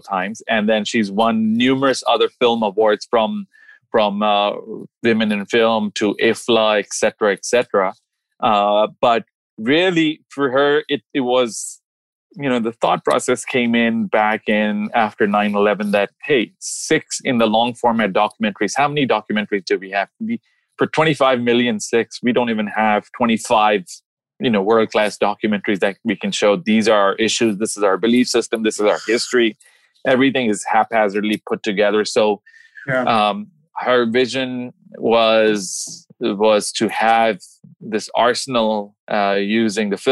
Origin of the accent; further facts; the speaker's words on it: Dubai, United Arab Emirates; also born or lived in Bombay, India / New Delhi, India; now in Maryland, United States; I was born in Bombay. I moved to New Delhi when I was a little kid. Age 3, we moved to Dubai. We were raised in Dubai. Gulf War happened. We came over here.